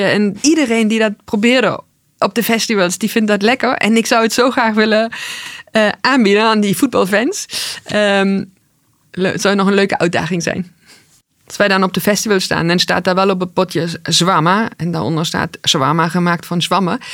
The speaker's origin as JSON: {"language": "Dutch", "region": "East Germany", "country": "Germany", "tie": "born or raised there", "moved": "yes", "lives_now": "Netherlands", "said": "Ik ben opgegroeid in Oost-Duitsland"}